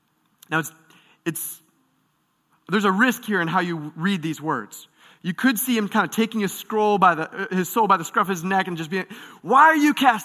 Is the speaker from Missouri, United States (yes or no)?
no; Michigan, United States; I grew up in Michigan, just outside of Detroit